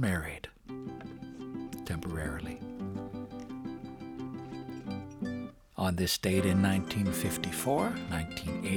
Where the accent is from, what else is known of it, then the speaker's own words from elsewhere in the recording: Calgary, Alberta, Canada; moved away; Calgary, Alberta, my hometown.